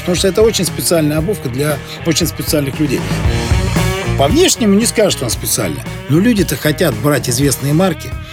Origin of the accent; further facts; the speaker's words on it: Siberia, Russia; now in Saint Petersburg, Russia; я родом из Сибири